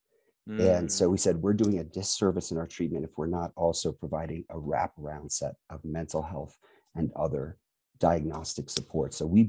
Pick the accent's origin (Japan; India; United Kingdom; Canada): Japan; born there; I was born in Japan, and that's important for a couple of reasons. My parents are in the Foreign Service